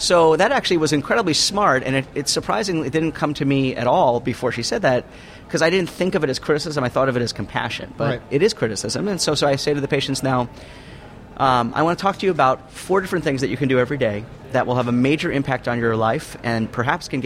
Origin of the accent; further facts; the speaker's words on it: New York, United States; now in Denver, United States; since I live in Denver, I'm actually from New York.